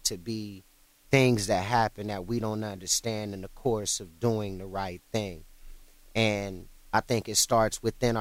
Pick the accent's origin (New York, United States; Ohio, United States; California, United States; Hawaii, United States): Ohio, United States; Cleveland; I was born in Ohio, and I was in and out of Cleveland throughout my childhood